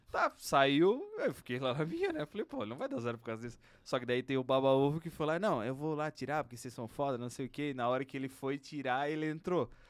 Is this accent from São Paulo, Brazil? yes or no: no; São Francisco do Sul, Santa Catarina, Brazil; Porra, mas eu vim lá de São Chico, né, cara?